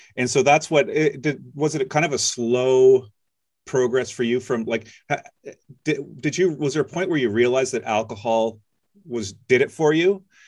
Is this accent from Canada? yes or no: yes; Nova Scotia, Canada; I grew up in Nova Scotia